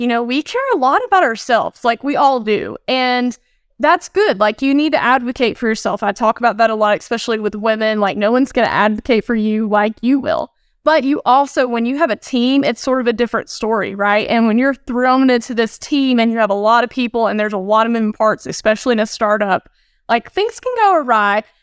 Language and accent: English; Northeast Georgia mountains, United States; moved away; today I'm actually in the Northeast Georgia mountains. So I'm visiting some family. This is where I'm originally from, about two hours north of Atlanta